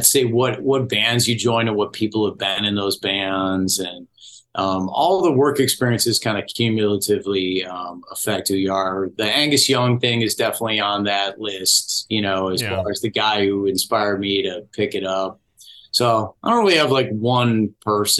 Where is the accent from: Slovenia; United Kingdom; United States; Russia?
United States; Orland Park, Illinois; I grew up in Orland Park